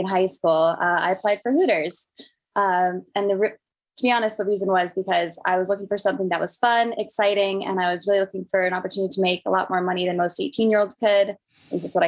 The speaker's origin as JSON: {"language": "English", "town": "Denver", "region": "Colorado", "country": "United States", "tie": "born or raised there", "said": "I'm from Denver, Colorado, born and raised"}